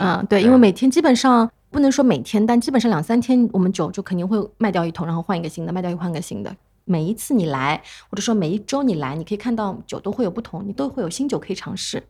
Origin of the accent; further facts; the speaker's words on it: China; 而且就是我们中国人其实还会有个问题